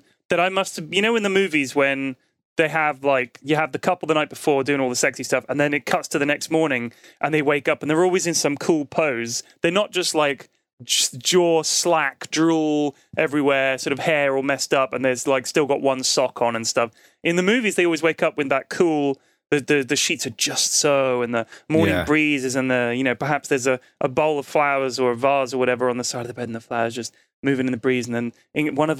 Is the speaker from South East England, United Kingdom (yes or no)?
no; London, United Kingdom; Yeah, we're both from London.